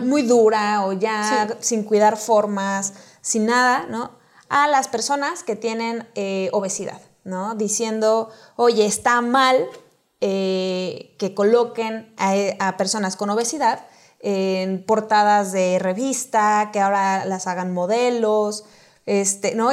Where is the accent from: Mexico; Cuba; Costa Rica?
Mexico